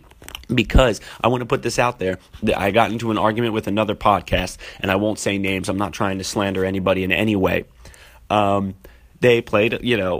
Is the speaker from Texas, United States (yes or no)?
no; Philadelphia, Pennsylvania, United States; moved away; That's my hometown. That's where I'm from.